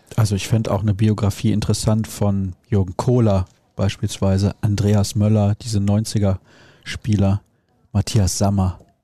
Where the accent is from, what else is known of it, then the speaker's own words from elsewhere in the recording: Solingen, North Rhine-Westphalia, Germany; ich bin in Solingen aufgewachsen, da gab es die Nähe zu Köln halt einfach